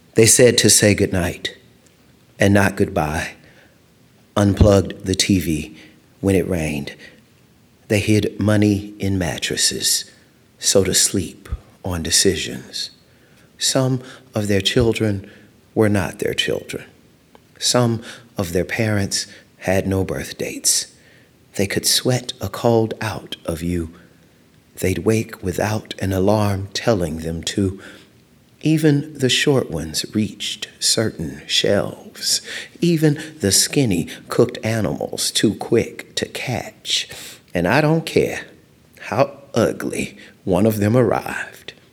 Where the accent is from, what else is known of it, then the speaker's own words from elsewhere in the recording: Louisiana, United States; moved away; also born or lived in East Texas / San Diego, California; I grew up in Louisiana